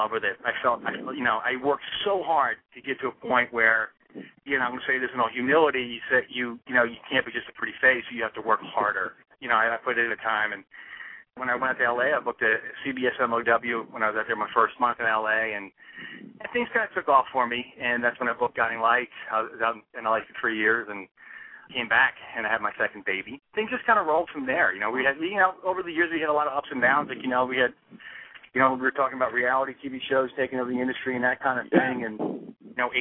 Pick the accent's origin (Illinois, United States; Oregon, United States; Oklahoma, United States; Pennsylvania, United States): Pennsylvania, United States; Philadelphia; I was born and raised in Philadelphia, Pennsylvania. Born down Center City, and I'm a Philly boy.